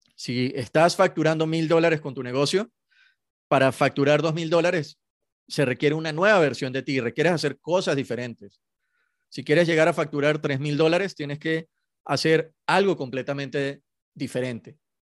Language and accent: Spanish; Venezuela; soy venezolano y, en Venezuela se juega mucho béisbol